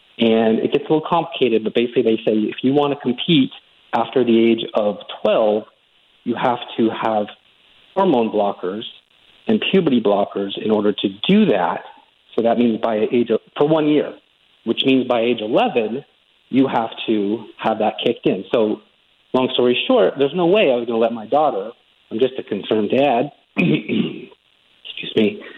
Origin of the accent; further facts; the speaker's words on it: California, United States; But over the 22 years that I've been here, I came from California, similar situation at the time when I was starting my career, just a young guy out of college.